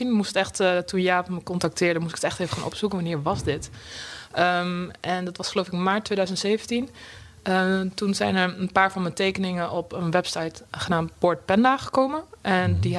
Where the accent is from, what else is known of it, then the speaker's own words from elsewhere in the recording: Drenthe, Netherlands; accent: Rotterdam; now in Rotterdam, Netherlands; Ik ben heel impulsief verhuisd van Drenthe naar Rotterdam, vandaar mijn accent.